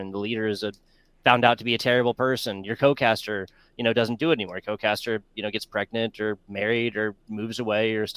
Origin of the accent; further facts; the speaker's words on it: South Carolina, United States; moved away; South Carolina, born and raised